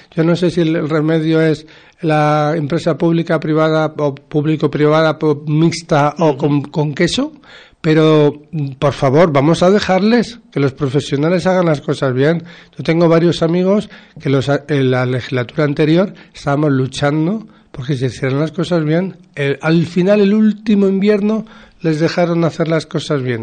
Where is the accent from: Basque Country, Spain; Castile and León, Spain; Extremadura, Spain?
Basque Country, Spain; moved away; yo cuando era niño en el País Vasco